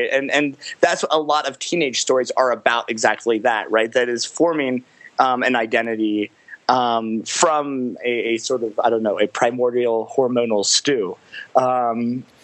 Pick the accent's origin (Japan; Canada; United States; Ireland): United States; Los Angeles, California; growing up in Los Angeles